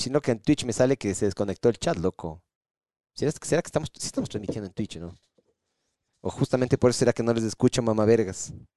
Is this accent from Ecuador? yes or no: yes; Ecuador; aquí en el Ecuador